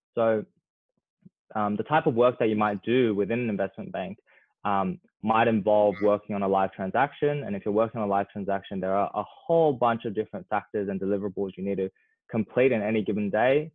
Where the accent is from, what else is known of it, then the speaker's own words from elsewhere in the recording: Australia; as Australian young people